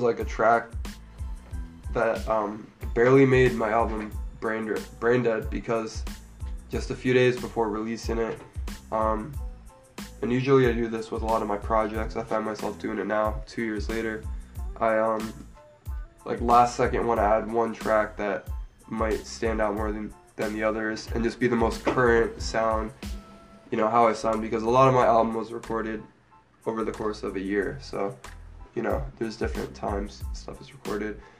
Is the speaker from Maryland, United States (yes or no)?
yes; Maryland, United States; now in Columbus, United States; I'm from Maryland originally